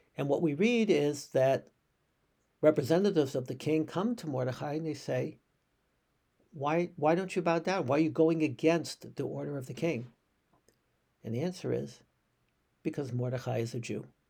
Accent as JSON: {"language": "English", "country": "United States", "said": "as American Jews."}